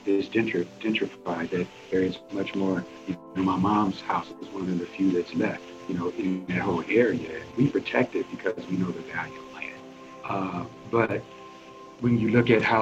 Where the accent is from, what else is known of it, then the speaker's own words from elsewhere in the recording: St. Louis, Missouri, United States; also born or lived in Starkville, Mississippi; I grew up in a very tough area of St. Louis